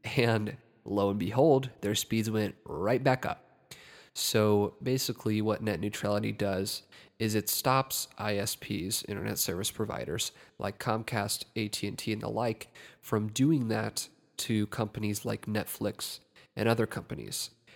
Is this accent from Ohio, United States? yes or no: yes; Ohio, United States; my home state of Ohio